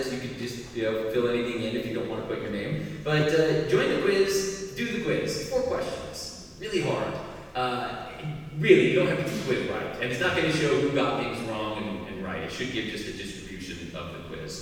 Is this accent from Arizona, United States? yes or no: yes; Arizona, United States; moved away; I come from Arizona originally.